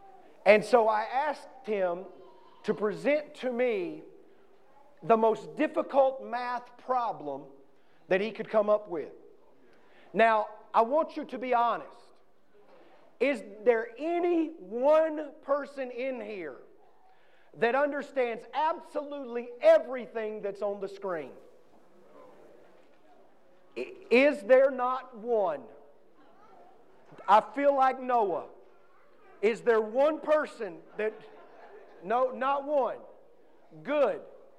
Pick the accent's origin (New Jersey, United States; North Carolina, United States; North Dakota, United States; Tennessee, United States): North Carolina, United States; New London; I'm from Stanley County, North Carolina. I grew up in a little town called New London, right outside of Albemarle, North Carolina.